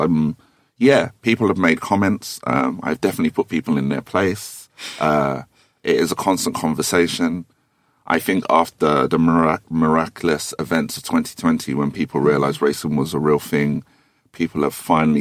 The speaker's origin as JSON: {"language": "English", "area": "Thornton Heath", "region": "London", "country": "United Kingdom", "said": "I'm from Fort and Heath, so I have a certain temperament"}